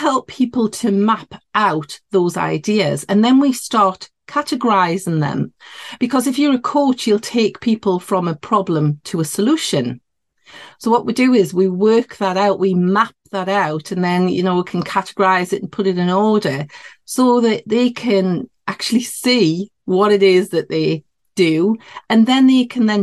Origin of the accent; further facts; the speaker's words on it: near Newcastle upon Tyne, North East England, United Kingdom; accent: Geordie; I'm in the northeast of England. So yeah, this would be classed as a Geordie accent near Newcastle upon Tyne